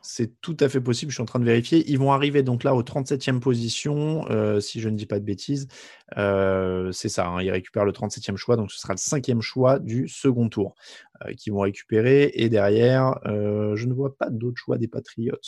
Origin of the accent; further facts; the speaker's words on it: France; je suis français